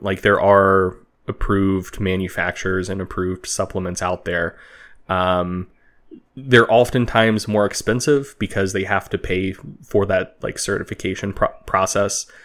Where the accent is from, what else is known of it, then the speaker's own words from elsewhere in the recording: United States; as an American making this podcast